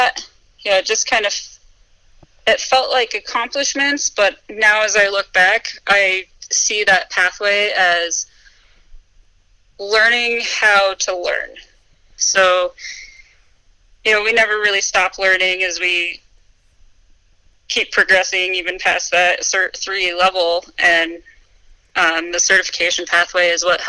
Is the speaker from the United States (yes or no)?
yes; East Coast, United States; moved away as an adult; also born or lived in Tahoe; now in Vail, United States; I grew up on the East Coast